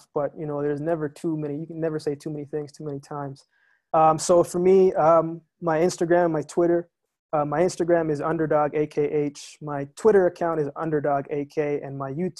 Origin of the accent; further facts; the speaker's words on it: Savanna-la-Mar, Westmoreland, Jamaica; now in Calgary, Canada; I was born in Savlamar, Jamaica, but I also spent a lot of time in Westmoreland.